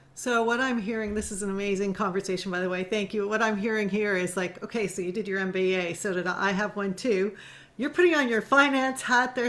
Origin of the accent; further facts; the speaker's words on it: Canada; my own culture and growing up in Canada